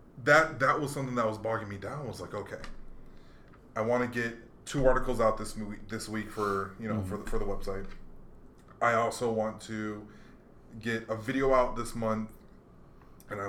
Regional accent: Hawaii, United States; moved away; I grew up in Hawaii mostly

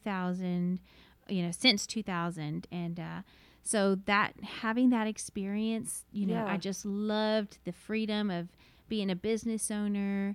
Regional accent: Martindale, Texas, United States; So I am from this area. I grew up in Martindale, went to San Marcos High School and Texas State University, and have settled here with my family

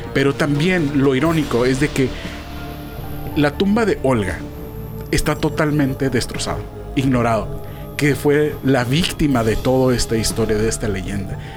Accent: Tijuana, Baja California, Mexico; Yo siendo tijuanense

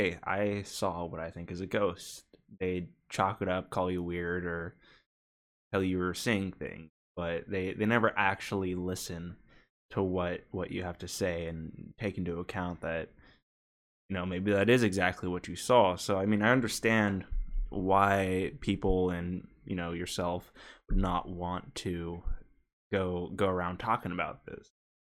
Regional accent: Oregon, United States; now in Bay Area, United States; Because I'm from Oregon, for people that don't know. In Eugene, there's a few of them. I've lived in the Bay Area most of my life

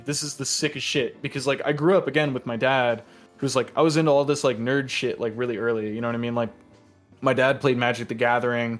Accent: Iowa, United States; now in Connecticut, United States; I grew up in the Midwest. I grew up in Iowa for a long time.

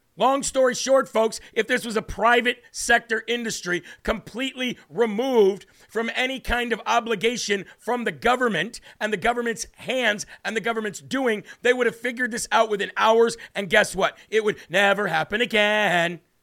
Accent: United States; as an American

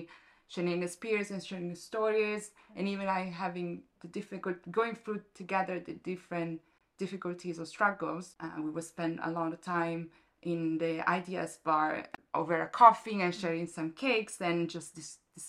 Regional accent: Lake Como, Lombardy, Italy; moved away as an adult; also born or lived in New York City / London; now in Brighton, United Kingdom; I am from Italy, specifically from Lake Como.

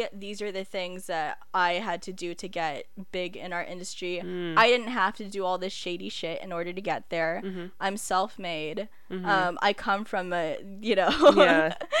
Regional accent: Philippines; well, I'm Filipino, so this is like a given, but island reggae.

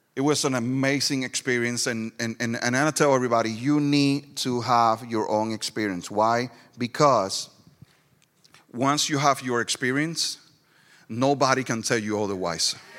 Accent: Ponce, Puerto Rico; first language Spanish; English is a second language; moved away as an adult; also born or lived in Florida / Greenville, South Carolina; now in Lyman, United States; I was born and raised in Puerto Rico

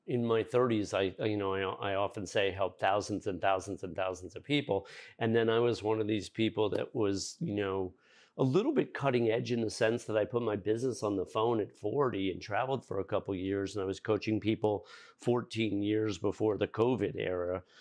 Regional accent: Fairfield County, Connecticut, United States; moved away; I'm from Fairfield County originally

